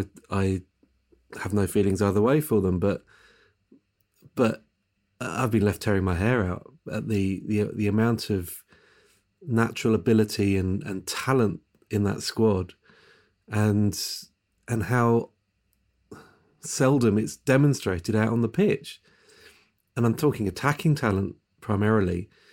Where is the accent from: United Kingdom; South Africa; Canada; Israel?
United Kingdom; England; as an Englishman